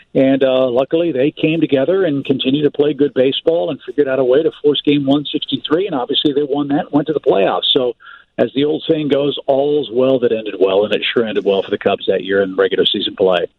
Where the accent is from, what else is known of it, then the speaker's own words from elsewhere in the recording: St. Louis, Missouri, United States; moved away; I grew up in St. Louis